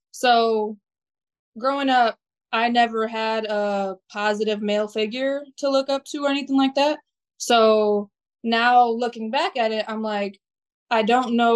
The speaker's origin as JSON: {"language": "English", "country": "Albania", "moved": "yes", "lives_now": "Chicago, United States", "said": "I'm 27 from Albania originally, but I live in Chicago"}